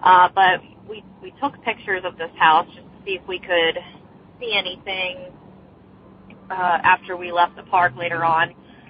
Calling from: Beaver, Pennsylvania, United States; I'm calling from Beaver, Pennsylvania

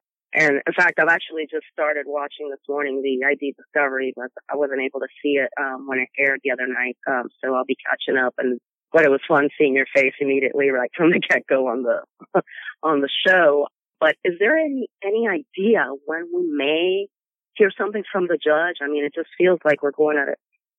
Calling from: Sacramento, California, United States; I'm calling from Sacramento, California.

